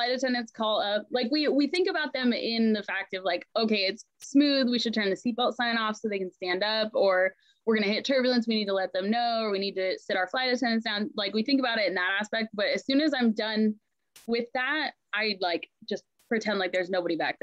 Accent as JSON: {"language": "English", "town": "Ephrata", "region": "Washington", "country": "United States", "tie": "born or raised there", "also_born_or_lived": "Anchorage, Alaska", "said": "My mom moved us to Ephrata, Washington, this tiny, tiny little town in the middle of Washington, when I was in third grade. And then I've lived here ever since."}